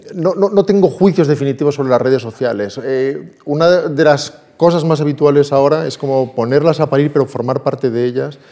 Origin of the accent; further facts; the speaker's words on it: Salamanca, Castile and León, Spain; also born or lived in Pazos Hermos, Ourense, Galicia; Si me preguntaras de dónde eres, te diría de Salamanca.